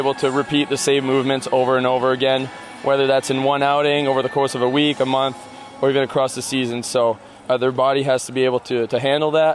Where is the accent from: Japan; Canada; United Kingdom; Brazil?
Canada; Ottawa, Ontario; moved away as an adult; now in Omaha, United States; in my hometown in Ottawa, we had a minor league team of the Expos